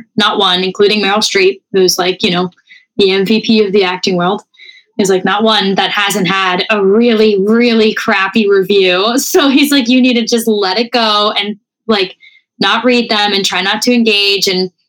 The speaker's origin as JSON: {"language": "English", "country": "Canada", "said": "I feel like I could bond with her over the fact that we're French Canadian."}